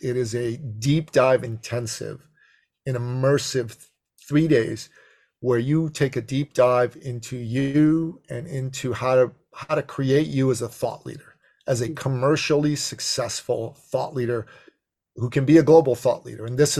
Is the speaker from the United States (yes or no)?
no; Toronto, Ontario, Canada; I'm from Toronto, 5 hour drive.